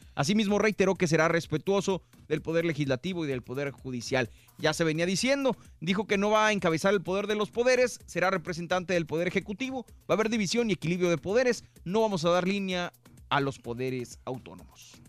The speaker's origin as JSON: {"language": "Spanish", "country": "Mexico", "moved": "yes", "said": "en mi país, en México"}